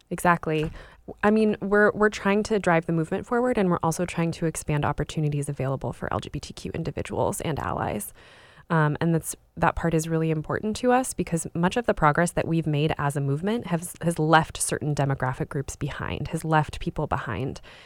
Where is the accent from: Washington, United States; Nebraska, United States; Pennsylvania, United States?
Washington, United States; Spokane; I was, uh, raised in Spokane, Washington, so on the east side of the state